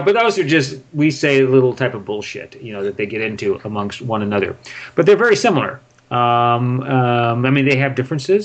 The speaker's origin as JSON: {"language": "English", "region": "Northern California near San Francisco", "country": "United States", "tie": "born or raised there", "also_born_or_lived": "Los Angeles, United States", "moved": "as an adult", "lives_now": "Prague, Czech Republic", "said": "I was born and raised in Northern California near San Francisco"}